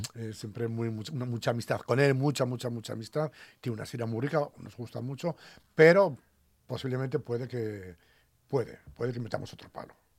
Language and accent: Spanish; Aragon, Spain; now in Asturias, Spain; Me recuerda mucho a mi tierra, ¿no? A los aragoneses.